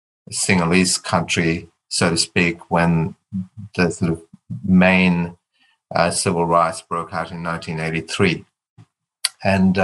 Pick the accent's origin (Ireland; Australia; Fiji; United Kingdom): Australia; Perth, Western Australia; because I had a lot to do with Indigenous families growing up in Perth, because my mum was a teacher and then a principal in an all-Indigenous school in WA.